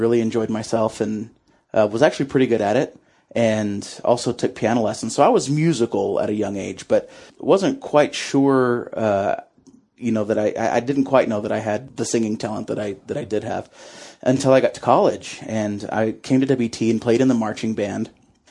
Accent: Sundown, Texas, United States; I grew up in Sundown, Texas, actually, which is about 45 miles southwest of Lubbock, so more West Texas than Panhandle, and it's a very small town, population's around 1,000.

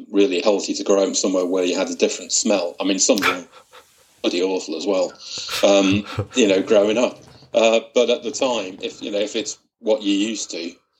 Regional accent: Widnes, North West England, United Kingdom; I grew up in Widnes, which, for people who don't know where that is, it's sort of on the banks of the Mersey, just outside of Liverpool.

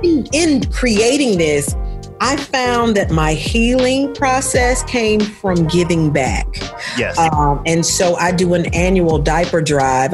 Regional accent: Murfreesboro, Tennessee, United States; I grew up in Murfreesboro, Tennessee, and it's a small town

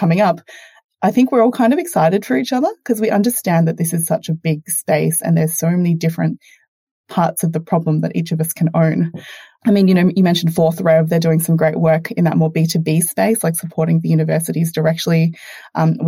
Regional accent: Australia; your first Aussie guest, and hopefully my accent hasn't been too distracting for your listeners

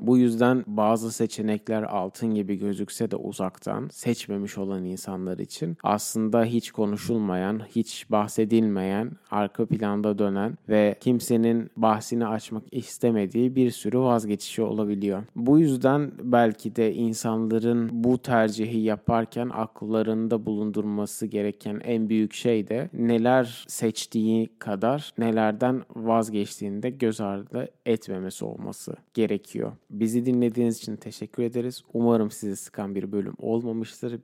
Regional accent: Turkey; first language Turkish; moved away as an adult; Türkler olarak biz Türkiye'de de çok toplum olarak yaşamaya alışmış bir insanlarız

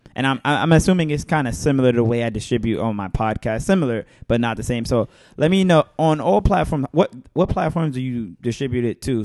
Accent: New York City, New York, United States; I'm from Bed Stuy.

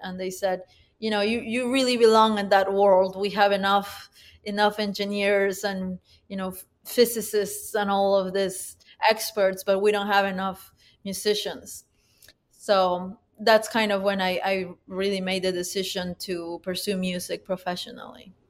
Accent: Huánuco, Peru; now in United States; I was born in Huánuco, Peru, which is a city about, uh, nine hours northeast of the capital of Peru, Lima.

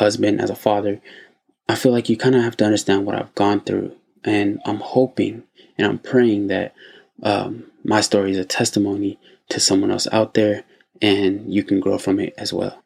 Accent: United States; my home country, the U.S.

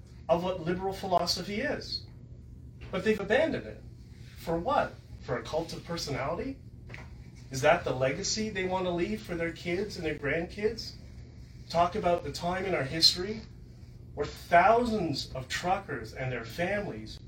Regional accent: Canada; we're Canadian

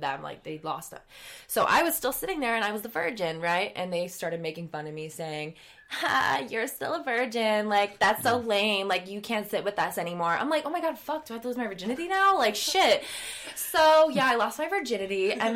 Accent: a very small town in Wisconsin, United States; also born or lived in Chicago, Illinois; I was born in Chicago. My family decided to get away from the city and raise us away from the city. So we moved when I was 9 to a very small town in Wisconsin

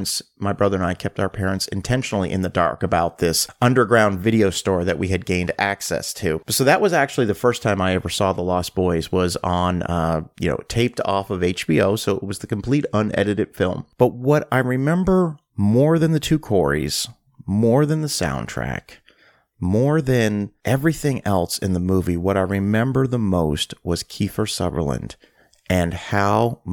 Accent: Halifax, Nova Scotia, Canada; growing up in Halifax, Nova Scotia

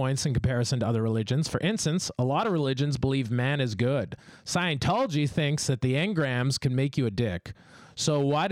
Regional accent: Canada; my home country, Canada

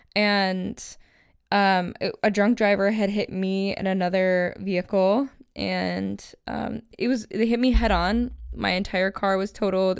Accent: Buffalo, New York, United States; moved away as an adult; now in Los Angeles, United States; I'm originally from Buffalo, New York

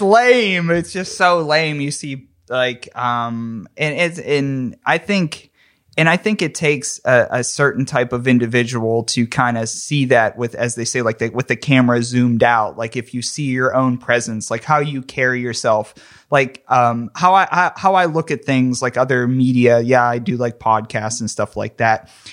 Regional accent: McKeesport, Pennsylvania, United States; I grew up in McKeesport, P

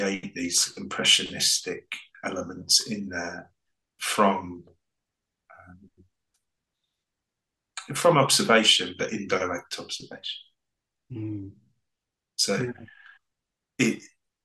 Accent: East Anglian Fens, East of England, United Kingdom; moved away as an adult; also born or lived in Devon / Cornwall / London; I grew up in the East Anglian Fens

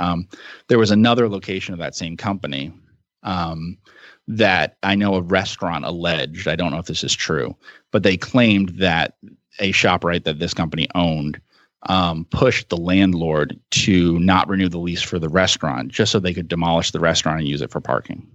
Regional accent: New Jersey, United States; I grew up in New Jersey

